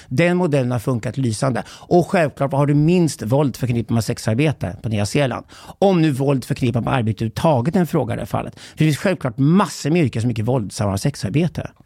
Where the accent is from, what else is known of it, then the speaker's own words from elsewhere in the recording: Sweden; som svensk man